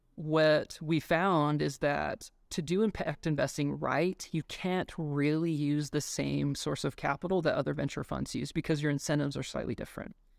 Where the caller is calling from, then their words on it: Boulder, Colorado, United States; I am calling in from Boulder, Colorado